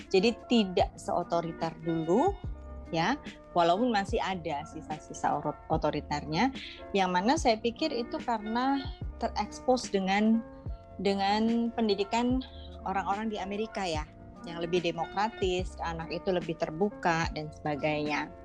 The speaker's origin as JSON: {"language": "Indonesian", "town": "Rumbai", "region": "Riau", "country": "Indonesia", "tie": "born or raised there", "said": "kalau latar belakang saya lahirnya di Sumatera sebenarnya. Di Sumatera itu ada kota kecil namanya Rumbai di dekat Pekanbaru Eh, karena ayah saya dulu kerja di Caltex di perusahaan minyak di sana."}